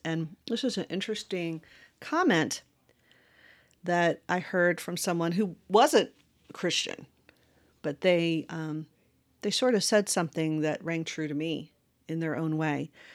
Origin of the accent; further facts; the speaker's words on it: Westmoreland County, Virginia, United States; I grew up in Virginia, in a very rural area, uh, called, uh, Westmoreland County